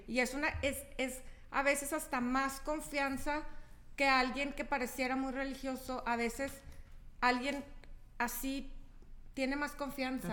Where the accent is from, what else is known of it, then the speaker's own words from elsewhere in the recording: Chihuahua, Mexico; moved away as an adult; yo no soy de, de aquí, yo soy de Chihuahua